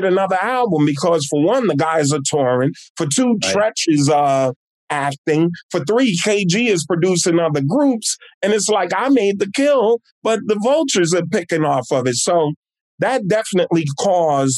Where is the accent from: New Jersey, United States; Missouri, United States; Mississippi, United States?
New Jersey, United States; East Orange; I'm born and raised in my hometown of East Orange, New Jersey